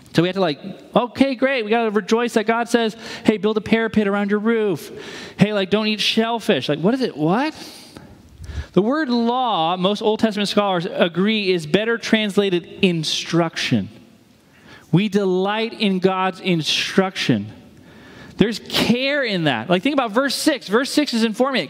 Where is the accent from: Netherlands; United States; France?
United States; New England; moved away; I'm from New England.